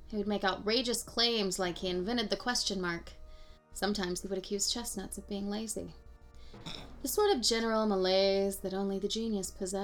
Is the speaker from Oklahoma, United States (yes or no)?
yes; Oklahoma, United States; growing up in Oklahoma